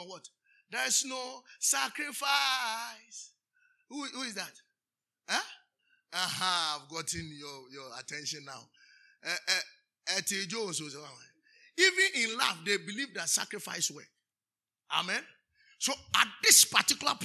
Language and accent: English; Nzema, Western Region, Ghana; I'm from Nzema